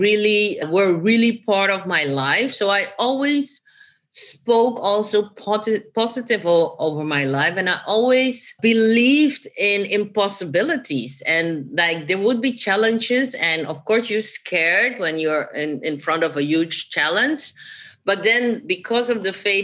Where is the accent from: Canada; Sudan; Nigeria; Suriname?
Suriname; born or raised there; also born or lived in Amsterdam, Netherlands; now in The Hague, Netherlands